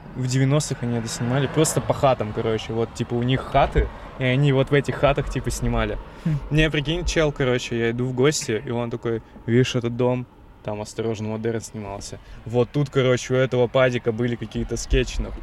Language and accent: Russian; Blagoveshchensk, Amur Oblast, Russia; moved away; моего родного города Благовещенска